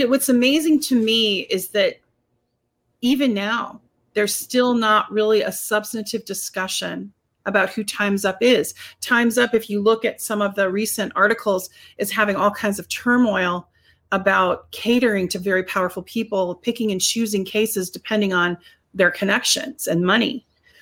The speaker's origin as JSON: {"language": "English", "country": "United States"}